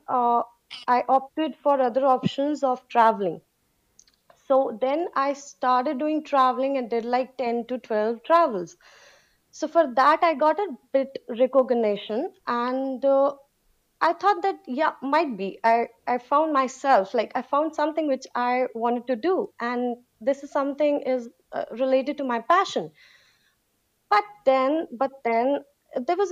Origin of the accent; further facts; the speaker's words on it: India; I'm from India